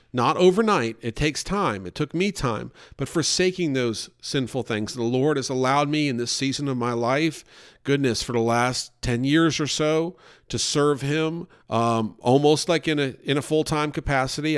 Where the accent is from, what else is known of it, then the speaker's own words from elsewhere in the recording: New York, United States; also born or lived in Louisville, Kentucky; I was in New York